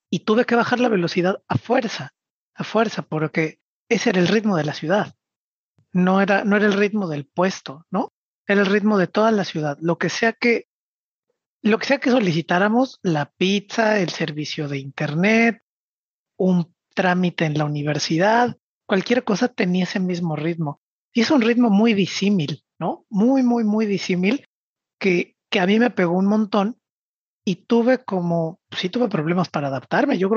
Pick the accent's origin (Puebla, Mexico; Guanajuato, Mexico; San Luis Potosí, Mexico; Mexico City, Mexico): Mexico City, Mexico; Y yo, siendo chilango, a mí la idea de la equidad entre hombres y mujeres me parecía absolutamente regular.